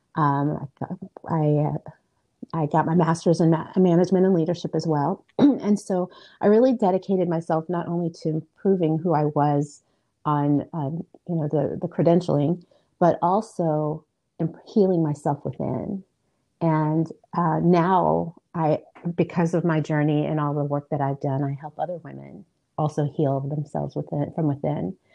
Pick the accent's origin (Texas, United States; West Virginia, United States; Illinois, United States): Illinois, United States; I was born in Illinois, and um, I am first generation American.